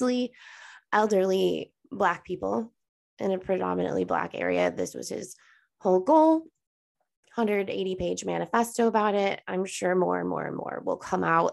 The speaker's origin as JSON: {"language": "English", "town": "Buffalo", "region": "New York", "country": "United States", "said": "we are from Buffalo, New York"}